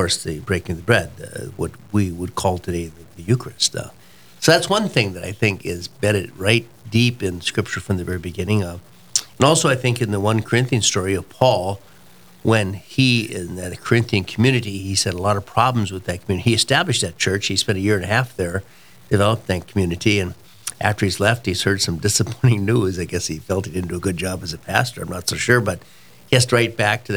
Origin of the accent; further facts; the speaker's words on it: Walhalla, North Dakota, United States; I'm a native of Walhalla, North Dakota, way up in the northeast corner. Our farm was 3 miles from the Canadian